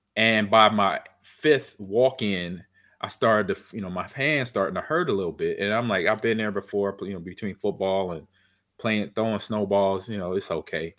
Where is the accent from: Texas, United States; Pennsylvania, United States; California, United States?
California, United States; I grew up in California